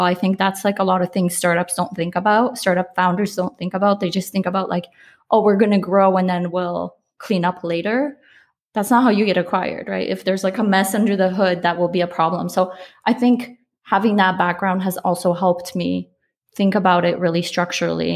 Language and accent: English; Poland; I'm Polish. I was born in Poland